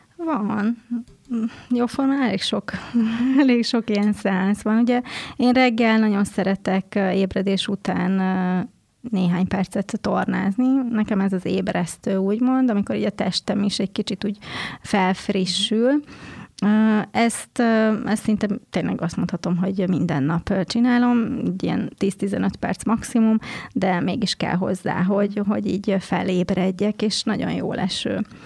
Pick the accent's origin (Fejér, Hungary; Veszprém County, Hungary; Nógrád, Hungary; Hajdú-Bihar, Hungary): Fejér, Hungary; Székesfehérvár; Én Székesfehérváron nőttem fel, egy szerető családban